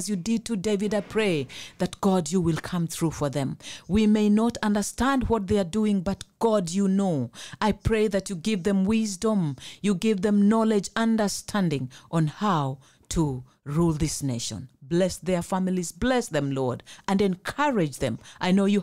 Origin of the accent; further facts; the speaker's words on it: Mombasa, Mombasa County, Kenya; I come from Mombasa